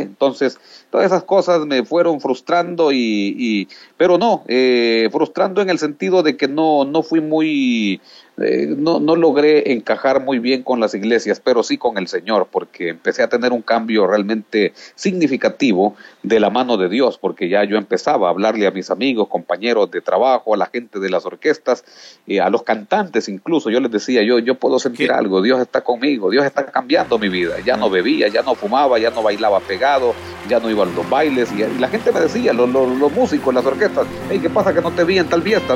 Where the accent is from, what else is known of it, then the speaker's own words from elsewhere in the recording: Yoro, Honduras; also born or lived in Montañitas, Quimistán, Santa Bárbara, Honduras; de allí pues fui movido hacia el corazón de Honduras, hacia el departamento de Lloro. Eh, trabajamos por mucho tiempo en este departamento, siendo yo aún un niño